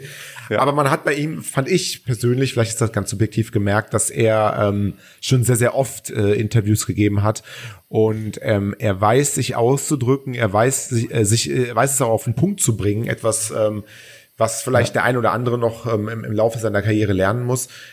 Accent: Cologne, North Rhine-Westphalia, Germany; ich bin Kölner

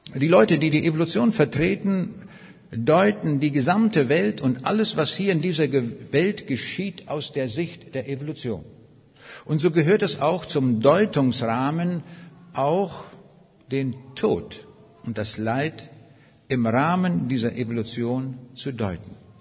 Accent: Northern Germany, Germany; also born or lived in East Prussia; so als Norddeutscher, wo alles sehr flach ist

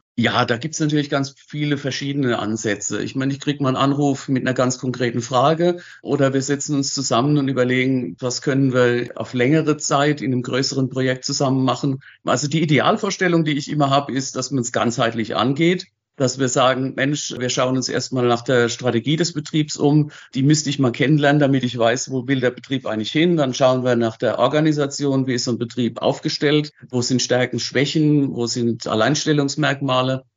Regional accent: Wachenheim, Rhineland-Palatinate, Germany; also born or lived in Zurich area, Switzerland; Ich bin in Wachenheim groß geworden

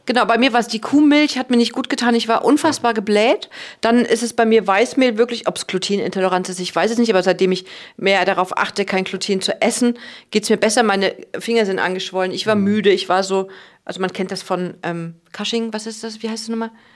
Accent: Cologne, North Rhine-Westphalia, Germany; ich komme ja aus Köln

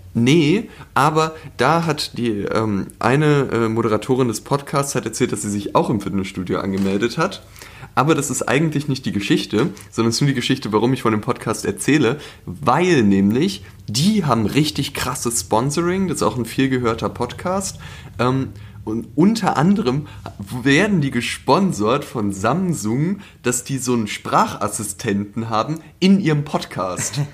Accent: Berlin, Germany; also born or lived in Leipzig; ich bin in Charlottenburg aufgewachsen.

